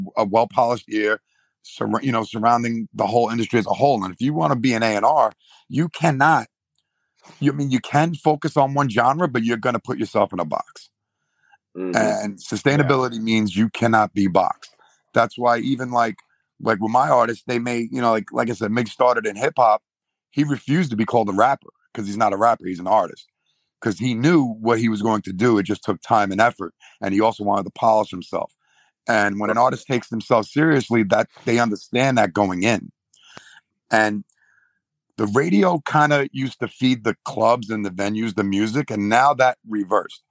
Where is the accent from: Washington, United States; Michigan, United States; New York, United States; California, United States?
New York, United States; I'm from New York.